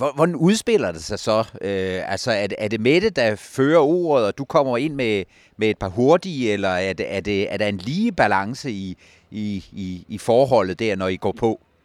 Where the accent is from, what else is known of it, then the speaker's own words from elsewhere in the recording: Jutland, Denmark; jeg er en skeptisk jyde